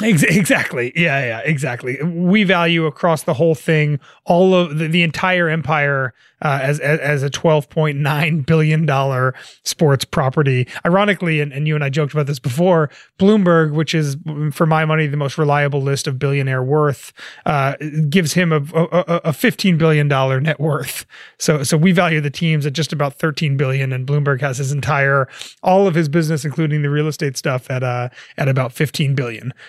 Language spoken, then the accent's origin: English; New Jersey, United States; growing up in New Jersey